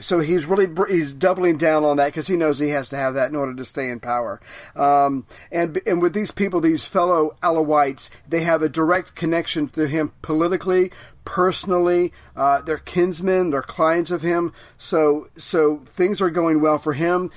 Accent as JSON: {"language": "English", "country": "United States", "said": "as an American"}